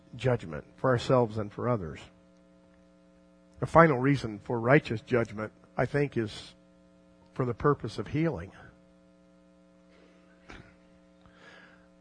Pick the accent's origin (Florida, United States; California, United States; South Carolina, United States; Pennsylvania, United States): Florida, United States; South; when I was a kid growing up in South Florida